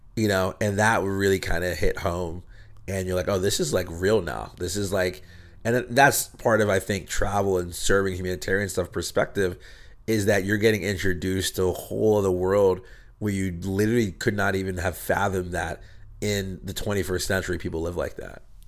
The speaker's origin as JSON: {"language": "English", "town": "State College", "region": "Pennsylvania", "country": "United States", "tie": "born or raised there", "moved": "as an adult", "lives_now": "Los Angeles, United States", "said": "I grew up in Pennsylvania"}